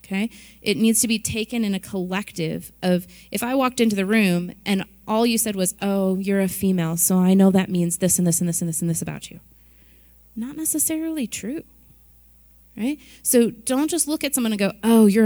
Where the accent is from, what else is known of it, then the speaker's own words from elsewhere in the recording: Midwest, United States; I was born and raised in the Midwest